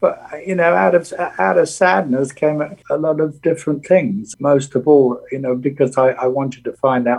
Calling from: Bargemont, Provence-Alpes-Côte d'Azur, France; I'm in France. I'm down the south. I suppose the biggest city nearby is Nice. I'm just in a little village called Bargemont. It's about an hour and a half northwest of Nice.

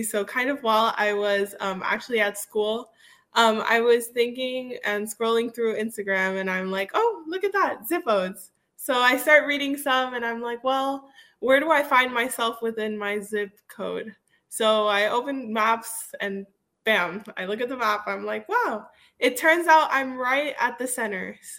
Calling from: South Miami, Florida, United States; I am joining you from South Miami, so my zip code is 33143.

